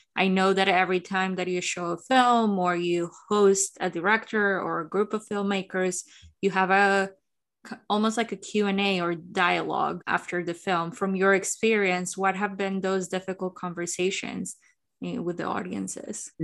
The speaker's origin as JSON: {"language": "English", "country": "Colombia", "said": "I'm from Colombia"}